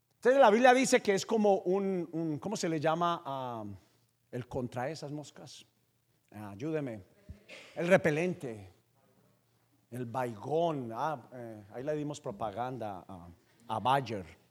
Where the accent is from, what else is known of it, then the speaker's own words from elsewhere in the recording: Paisa, Antioquia, Colombia; yo soy paisa